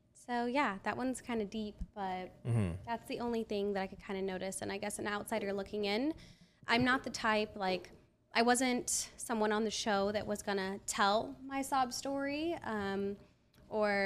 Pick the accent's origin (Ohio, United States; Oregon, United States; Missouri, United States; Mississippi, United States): Oregon, United States; Portland; I'm from Portland, Oregon